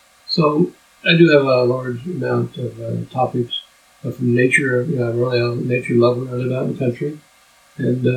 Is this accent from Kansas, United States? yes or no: yes; Topeka, Kansas, United States; I grew up in Topeka